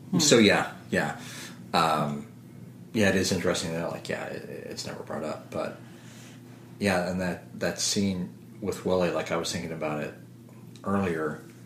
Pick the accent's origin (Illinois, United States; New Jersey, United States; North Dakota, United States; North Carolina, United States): Illinois, United States; Southern; moved away; this was my hometown, Southern Illinois